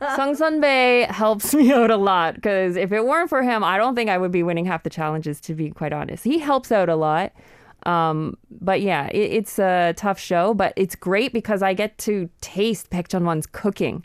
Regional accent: Canada; I'm from Canada

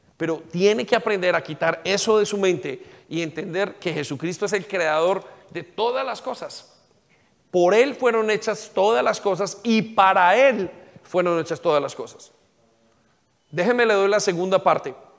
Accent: Colombia; now in England

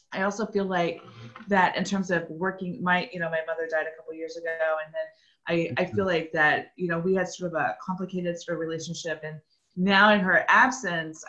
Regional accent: Kansas, United States; also born or lived in Oklahoma / Pittsburg, Kansas; now in Kansas City, United States; I was born in Oklahoma, and then when we were five, we moved to OCSU to Kansas, tiny little town.

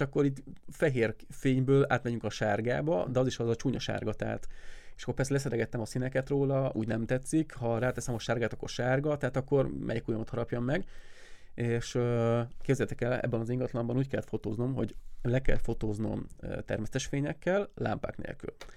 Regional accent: Siófok, Somogy, Hungary; siófoki vagyok

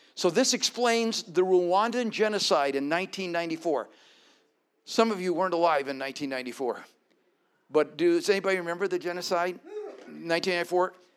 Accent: Colorado, United States; my being born and raised in Colorado

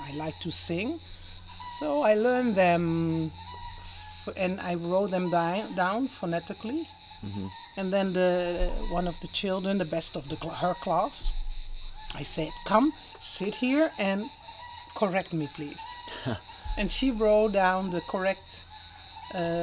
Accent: Netherlands; English is a second language; moved away as an adult; also born or lived in Italy; now in Calabria, Italy; growing up in Holland, not being 100% Dutch

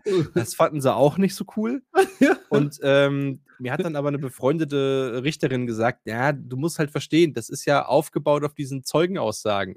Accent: Themar, Thuringia, Germany; ich komme ja aus Thema

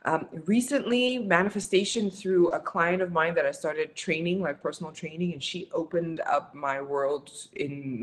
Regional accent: Windhoek, Khomas, Namibia; moved away; I'm from Windhoek, Namibia

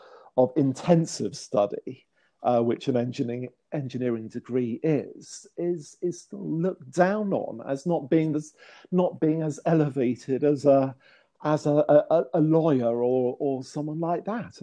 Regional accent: near Chartwell, Kent, South East England, United Kingdom; The Chartwell is not too far from where I grew up

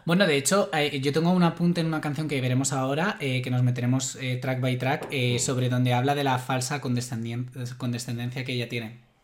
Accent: Madrid, Community of Madrid, Spain; soy madrileño

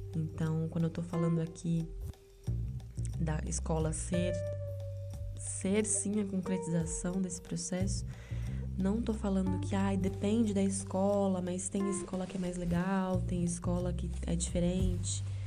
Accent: Brazil; first language Portuguese

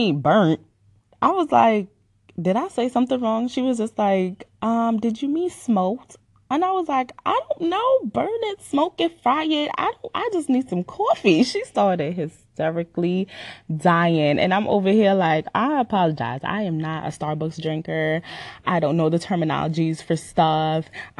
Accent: Jamaica; moved away; I was born and raised in the island of Jamaica. So sometimes when I speak, you're gonna hear my accent

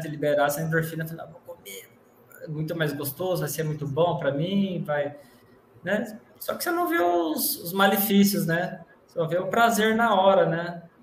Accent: São Carlos, São Paulo, Brazil; sou de São Carlos, estado de São Paulo, interior de São Paulo

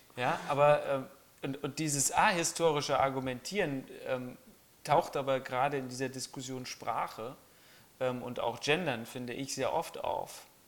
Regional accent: Germany; bei uns in Deutschland

